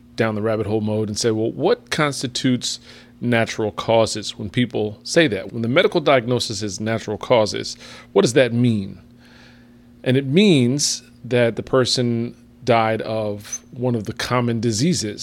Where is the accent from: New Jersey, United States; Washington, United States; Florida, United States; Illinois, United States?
New Jersey, United States; town next to New Brunswick; born or raised there; moved away